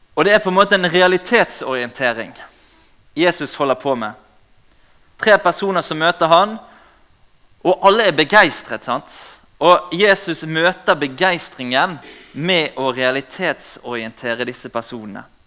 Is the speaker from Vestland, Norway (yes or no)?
yes; Bergen, Vestland, Norway; accent: Bergen dialect; Som dere hører på dialekten, så kommer jeg fra Bergen